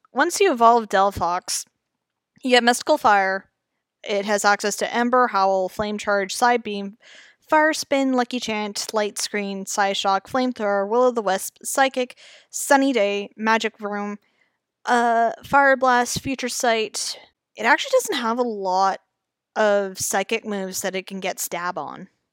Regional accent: Canada; I'm Canadian, I say Zed

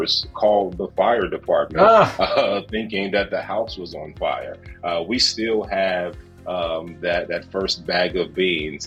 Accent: Gary, Indiana, United States; My business partner and I grew up in Gary, Indiana

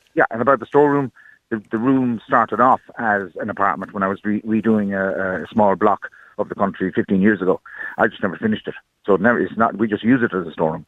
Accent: Ireland; also born or lived in Germany; I'm Irish myself

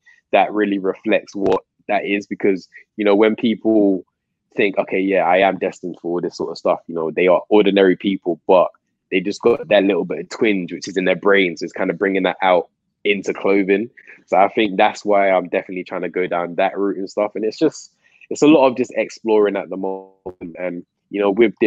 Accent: Coventry, West Midlands, United Kingdom; moved away as an adult; also born or lived in London; now in Manchester, United Kingdom; I was born in London, but my family moved to Coventry

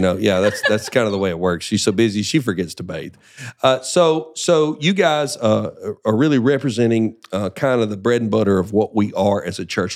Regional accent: Deep South, United States; growing up in the, in the deep South, everybody's a Christian

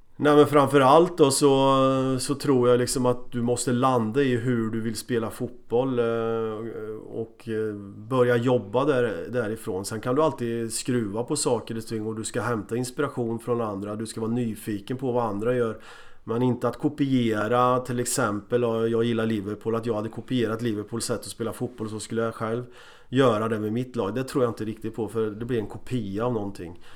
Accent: Motala, Östergötland, Sweden; moved away; also born or lived in Borås / Copenhagen; jag kom från Motala

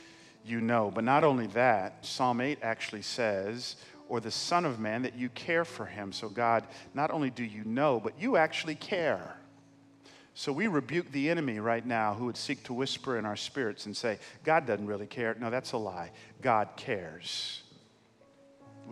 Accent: Atlanta, Georgia, United States; I know I'm in California, but I grew up in Atlanta

